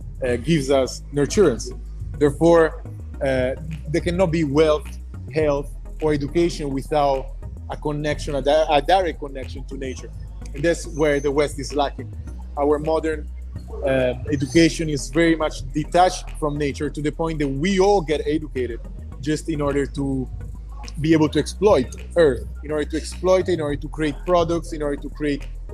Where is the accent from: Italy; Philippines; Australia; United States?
Italy; Milan, Lombardy; moved away as an adult; I was born and raised in Italy, as you already mentioned, from an Italian mother and a Ghanaian father